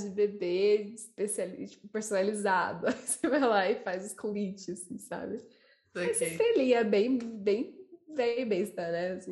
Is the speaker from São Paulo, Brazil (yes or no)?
yes; São Paulo, Brazil; sempre morei nessa região também, aqui no Jabaquara.